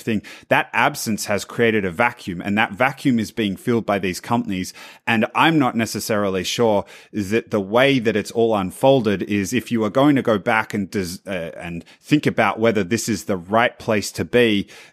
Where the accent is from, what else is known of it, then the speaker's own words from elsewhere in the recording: Australia; as an Australian